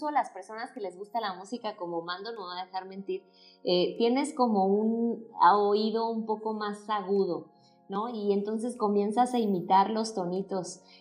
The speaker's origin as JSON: {"language": "Spanish", "country": "Mexico", "accent": "Mexican", "said": "Probablemente sea que no tengo el acento mexicano porque estudié otro idioma y a veces tiendo a mezclar los tonos eh, rusos a veces o la forma, ¿no?"}